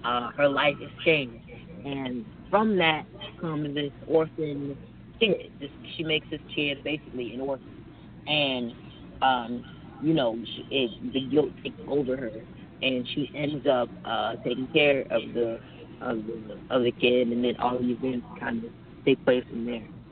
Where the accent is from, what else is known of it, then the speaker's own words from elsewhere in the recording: Atlanta, Georgia, United States; also born or lived in Washington, District of Columbia, United States; I'm from Atlanta. I live in Atlanta